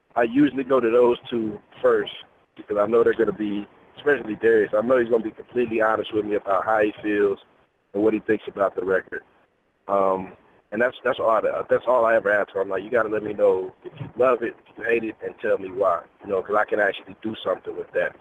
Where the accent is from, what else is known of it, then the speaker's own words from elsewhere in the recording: Kansas City, Missouri, United States; It's where I'm from. I'm from Kansas City.